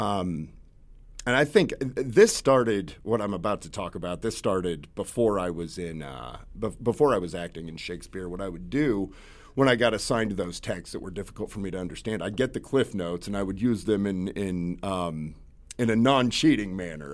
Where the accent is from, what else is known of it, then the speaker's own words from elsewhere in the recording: Concordia, Kansas, United States; I grew up in Kansas